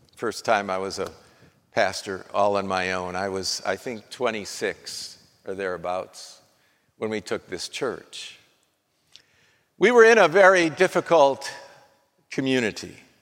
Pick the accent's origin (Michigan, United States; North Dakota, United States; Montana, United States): North Dakota, United States; Well, I'm from North Dakota. I was born in North Dakota